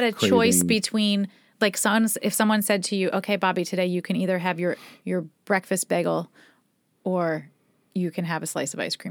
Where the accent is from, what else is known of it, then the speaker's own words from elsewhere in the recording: Philadelphia, Pennsylvania, United States; We're like from Philly, and it's like a Philly like bagel.